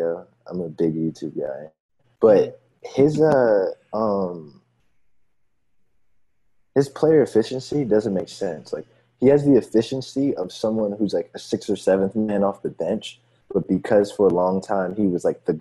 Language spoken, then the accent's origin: English; Chesterfield, Virginia, United States; Chester, like my hometown?